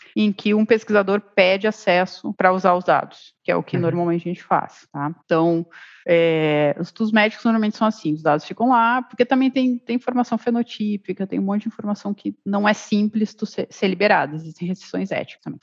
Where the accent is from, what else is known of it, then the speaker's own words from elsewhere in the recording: southern Brazil, Brazil; eu sou do sul do Brasil, de uma cidade só tem alemão, pequena, e na região ali do, da colonização alemã